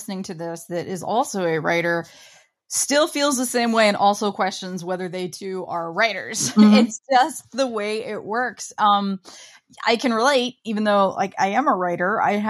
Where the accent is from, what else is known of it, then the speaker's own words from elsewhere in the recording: Midwest, United States; I'm from the Midwest